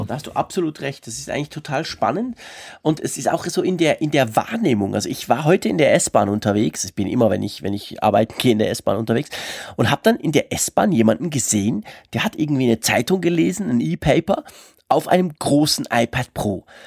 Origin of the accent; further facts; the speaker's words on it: Switzerland; accent: Swiss; ich spreche halt als Schweizer ein bisschen anders